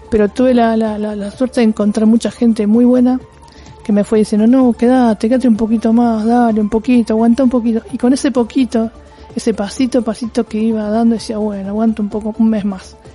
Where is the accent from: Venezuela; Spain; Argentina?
Argentina; en principio soy naturalmente resiliente, como muchos argentinos, ¿no?